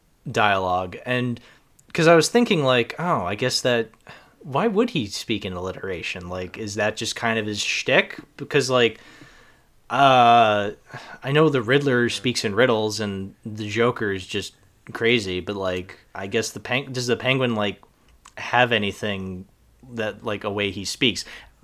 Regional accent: Boston, Massachusetts, United States; I grew up in Boston. I know Boston accents.

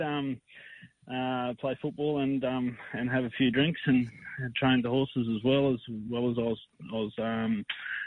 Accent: St George, Queensland, Australia; moved away as an adult; also born or lived in Charleville; now in Westbrook, Australia; I grew up in St George, spent a bit of time in Charleville

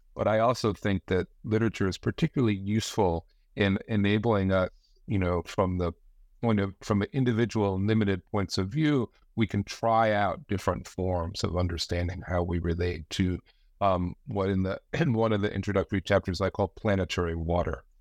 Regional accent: New Jersey, United States; now in Branford, United States; I grew up in the Northeast, uh, in New Jersey.

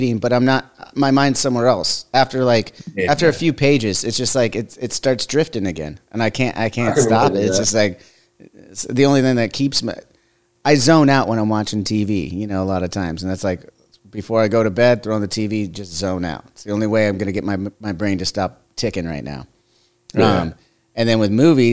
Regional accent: Southern California, United States; I grew up in Southern California next to the beach

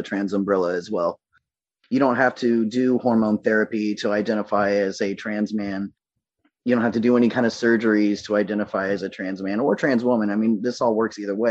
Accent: the South, United States; I was raised in the South in the late 80s, early 90s.

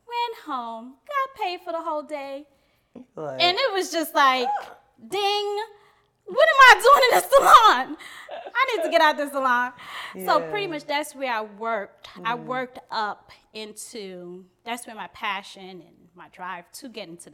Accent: New York City, New York, United States; also born or lived in Guyana; I'm from Brooklyn, New York, born in Guyana, South America, near Brazil. So came here when I was 3 years old. So, you know, where I was raised was Brooklyn, New York

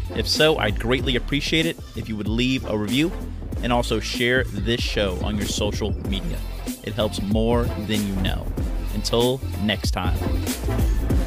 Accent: Pensacola, Florida, United States; moved away as an adult; also born or lived in Virginia; my hometown of Pensacola, Florida

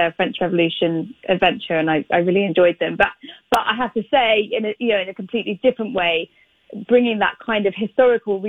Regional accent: United Kingdom; I am British.

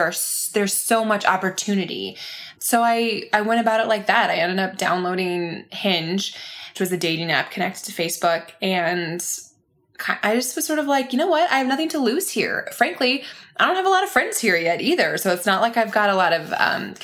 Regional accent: Grand Rapids, Michigan, United States; moved away as an adult; now in Nashville, United States; living near my hometown in Grand Rapids, Michigan

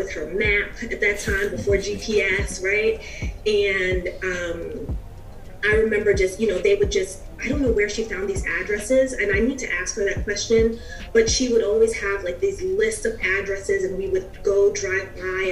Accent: New York City, New York, United States; I'm originally from New York, from the Bronx.

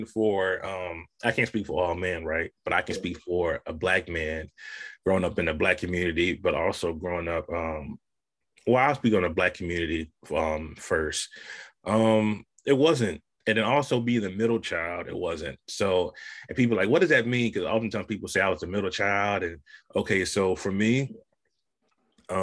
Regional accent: Saginaw, Michigan, United States; growing up on the South Side of Saginaw in the hood

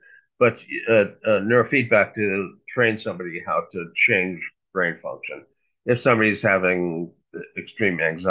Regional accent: Fargo, North Dakota, United States; I grew up in Fargo, which is North Dakota State University.

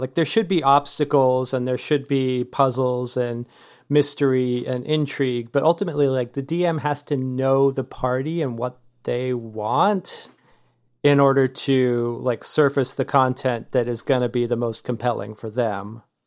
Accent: California, United States; now in Austin, United States; I'm from California originally

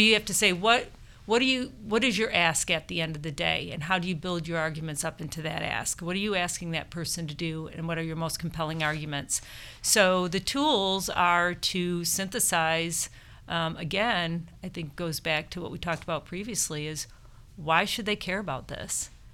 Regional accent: Michigan, United States; I grew up in Michigan

